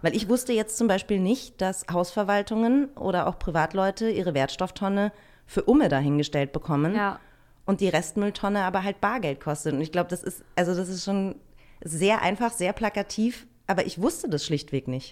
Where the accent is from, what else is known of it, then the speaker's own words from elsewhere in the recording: northern Bavaria, Germany; now in Berlin, Germany; ich bin im Norden von Bayern aufgewachsen und habe im Süden gewohnt